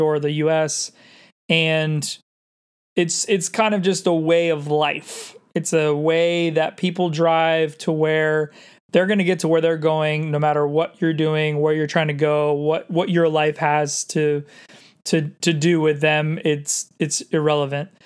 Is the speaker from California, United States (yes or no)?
yes; San Diego, California, United States; also born or lived in Los Angeles; I grew up in San Diego, but I ended up spending a good five years in L